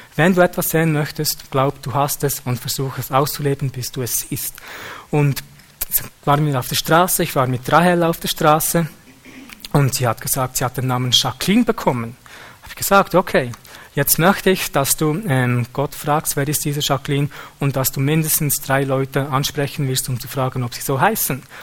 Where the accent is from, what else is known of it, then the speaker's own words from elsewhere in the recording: Switzerland; wir als Schweizer